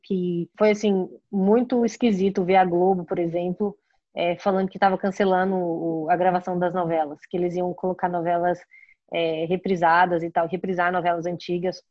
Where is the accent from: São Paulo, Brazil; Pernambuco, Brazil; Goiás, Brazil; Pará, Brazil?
Goiás, Brazil; Goiânia; now in Chicago, United States; eu sou de Goiânia.